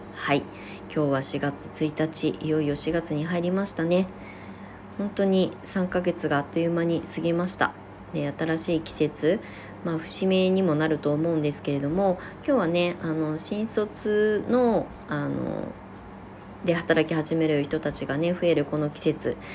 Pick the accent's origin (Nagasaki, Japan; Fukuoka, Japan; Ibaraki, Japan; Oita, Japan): Ibaraki, Japan; now in Shonan, Japan; 私が住んでいた、その、出身地の茨城県